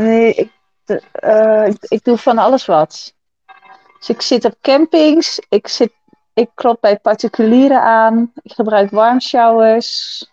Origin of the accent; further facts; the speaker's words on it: Achterhoek, Gelderland, Netherlands; also born or lived in Enschede area; opgegroeid in de Achterhoek en heb lang in de omgeving van Enschede gewoond